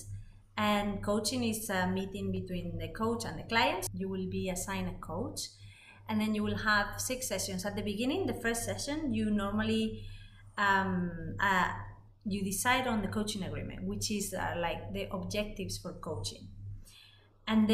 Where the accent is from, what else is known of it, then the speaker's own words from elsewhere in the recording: Madrid, Community of Madrid, Spain; English is a second language; moved away as an adult; also born or lived in Netherlands; I'm originally from Spain, from Madrid, and I lived 20 years there.